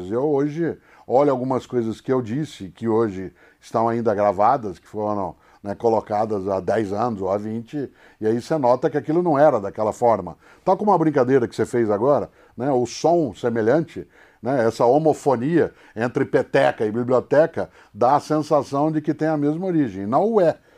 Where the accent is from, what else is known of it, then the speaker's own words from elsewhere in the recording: Brazil; accent: caipira; Inclusive porque esse sotaque que eu uso não é meu sotaque original. Esse é o sotaque que eu uso por conta da comunicação, de rádio, de TV. Eu sou caipira.